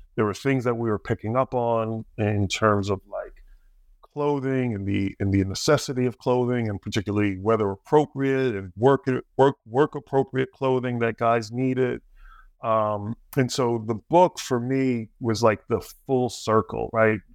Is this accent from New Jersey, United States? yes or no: yes; New Jersey, United States; I grew up in Jersey, a little bit south